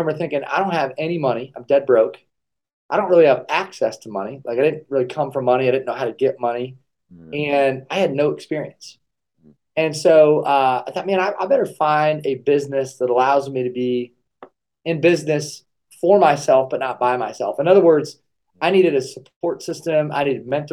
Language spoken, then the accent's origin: English; Kalona, Iowa, United States; I grew up in Kelowna, Iowa, so I'm a small-town Iowa guy